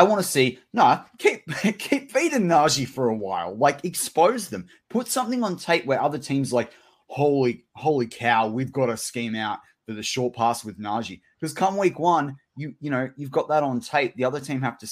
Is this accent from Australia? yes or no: yes; Australia; as an Australian